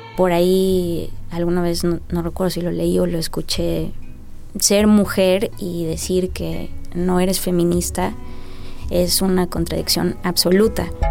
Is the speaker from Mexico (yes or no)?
yes; Mexico; soy escritora mexicana, nacida en 1984